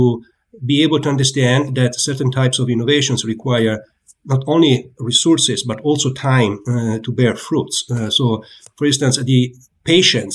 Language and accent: English; Italy; moved away as an adult; also born or lived in Pisa, Italy; now in United States